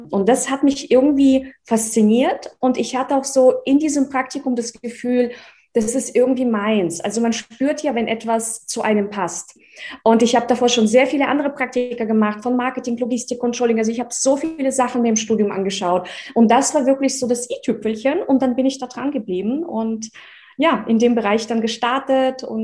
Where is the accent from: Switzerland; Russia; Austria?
Russia; also born or lived in Czechoslovakia; now in Germany; Ich komme aus dem Osten. also in, in der Tschechoslowakei geboren, in Russland aufgewachsen, 1996 nach Deutschland übersiedelt.